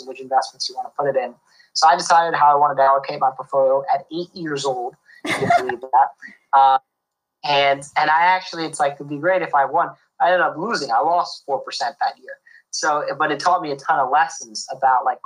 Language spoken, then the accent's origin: English; New York, United States; also born or lived in Boston; I'm calling in from New York, my house in New York where I grew up